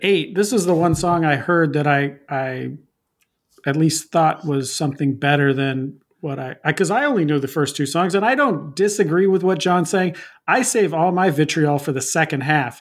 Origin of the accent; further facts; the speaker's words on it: Pacific Northwest, United States; I'm from the Pacific Northwest